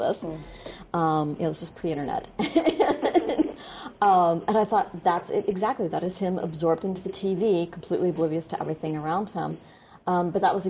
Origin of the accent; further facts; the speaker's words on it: United States; I'm being terribly American